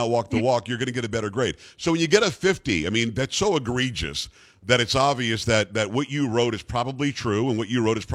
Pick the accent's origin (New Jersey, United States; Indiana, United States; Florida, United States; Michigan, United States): Florida, United States; South; I grew up in South Florida.